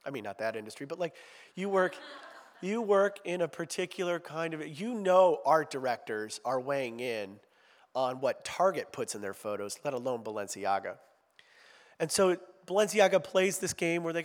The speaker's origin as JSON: {"language": "English", "region": "Ohio", "country": "United States", "said": "I'm from Ohio"}